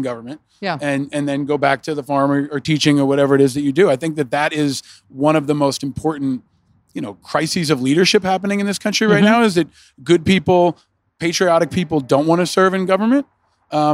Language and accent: English; Hudson River, New York, United States; I grew up on the Hudson River, near the Hudson River